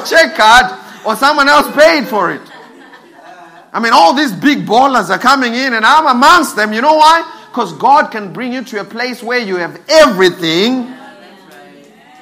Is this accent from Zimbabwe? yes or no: yes; Zimbabwe; I'm from Zim.